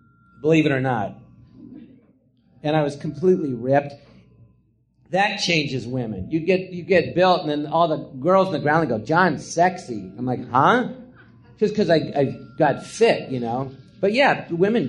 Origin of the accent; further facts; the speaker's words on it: Los Angeles, California, United States; I'm from Tarzana